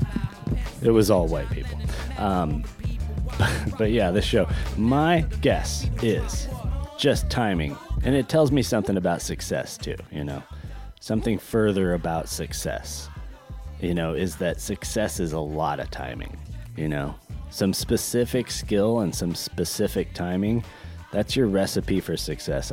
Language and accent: English; Northern California, United States; also born or lived in Long Beach, California; I spent a great deal of my life in Northern California, in a very idyllic, little, cute, beautiful town